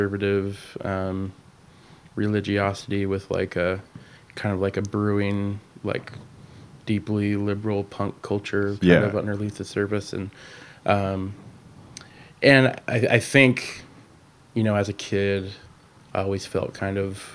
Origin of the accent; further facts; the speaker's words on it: Rainier, Washington, United States; I grew up in a small town just outside of Olympia, Washington, called Rainier